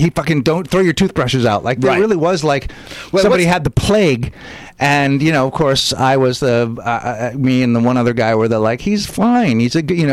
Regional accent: San Francisco, California, United States; I grew up in San Francisco

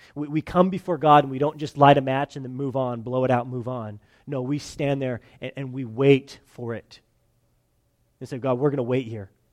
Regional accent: California, United States; moved away as an adult; I'm from California

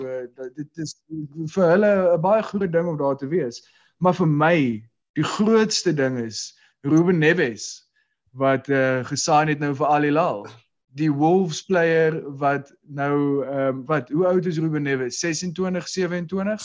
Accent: South Africa; ek's 'n Suid-Afrikaner

